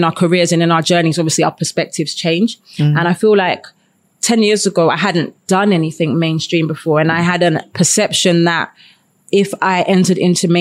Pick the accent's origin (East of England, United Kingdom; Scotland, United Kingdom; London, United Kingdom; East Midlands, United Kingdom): London, United Kingdom; I'm born and raised in London